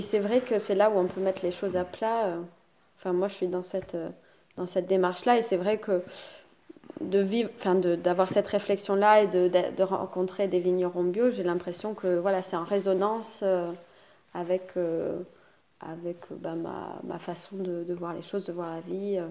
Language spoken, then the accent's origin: French; Toulouse, Occitania, France; Je suis de Toulouse